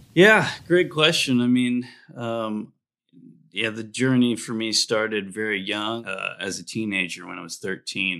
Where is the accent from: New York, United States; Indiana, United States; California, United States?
Indiana, United States; I grew up in Indiana